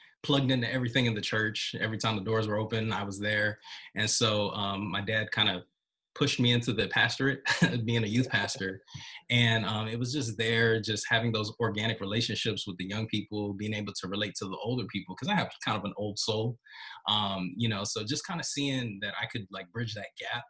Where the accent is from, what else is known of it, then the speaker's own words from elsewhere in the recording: Miami, Florida, United States; I'm from Miami, Florida, and my parents are Jamaican